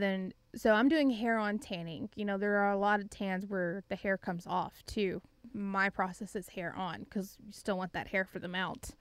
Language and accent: English; Gatesville, Texas, United States; I grew up in a pretty small town, uh, it was Gatesville, Texas